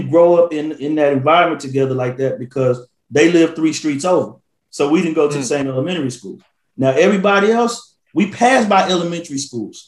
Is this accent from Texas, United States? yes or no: yes; Houston, Texas, United States; I grew up in Houston